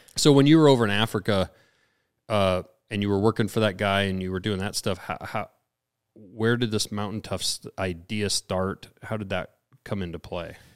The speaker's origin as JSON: {"language": "English", "town": "Lincoln", "region": "Montana", "country": "United States", "tie": "born or raised there", "lives_now": "Missoula, United States", "said": "we're we're out here in Missoula. I don't, and I grew up in Lincoln."}